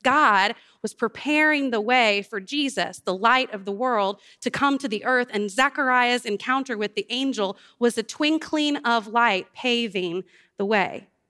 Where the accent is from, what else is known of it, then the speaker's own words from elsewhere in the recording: New Orleans, Louisiana, United States; moved away; I grew up in New Orleans and our family lost our home